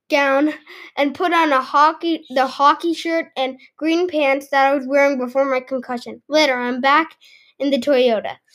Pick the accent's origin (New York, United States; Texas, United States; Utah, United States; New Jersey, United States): New York, United States; New York City; I'm from New York City.